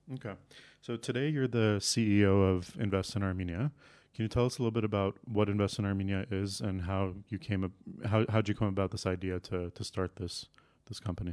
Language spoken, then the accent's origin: English; Canada; I grew up in Canada